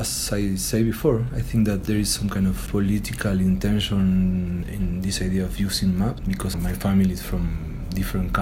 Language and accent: English; Buenos Aires, Argentina; English is a second language; moved away as an adult; now in Mexico City, Mexico; I'm from Argentina, from Buenos Aires. I've been living in Mexico City the last 7 years